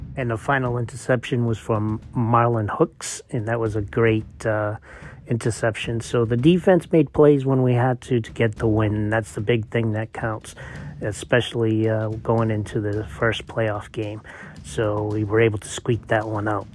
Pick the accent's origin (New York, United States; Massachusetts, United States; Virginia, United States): Massachusetts, United States; I was raised in Massachusetts in an immigrant, uh, city